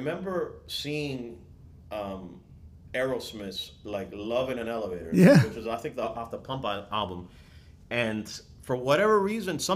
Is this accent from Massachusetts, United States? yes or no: no; Miami, Florida, United States; I'm from Miami